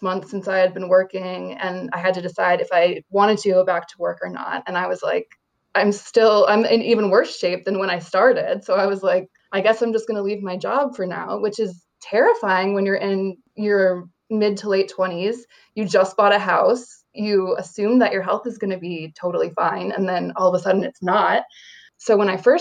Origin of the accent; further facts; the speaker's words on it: upstate New York, United States; moved away as an adult; my husband and I moved back to my hometown and bought a house in upstate New York